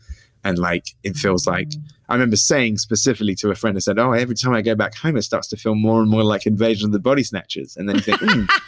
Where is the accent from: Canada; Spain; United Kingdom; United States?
United Kingdom; Somerset, South West England; moved away as an adult; now in London, United Kingdom; growing up in Somerset and it being sleepy and bucolic.